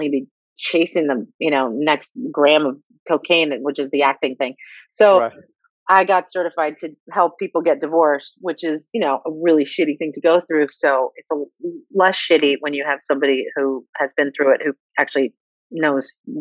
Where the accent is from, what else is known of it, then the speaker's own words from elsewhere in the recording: New York City, New York, United States; moved away as an adult; now in Los Angeles, United States; I grew up in New York City with her